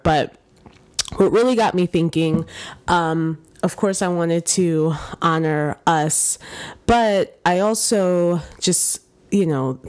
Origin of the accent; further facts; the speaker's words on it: New York, United States; born there; Both of my parents actually are from Haiti and immigrated to the United States in the 80s, and I was born in New York.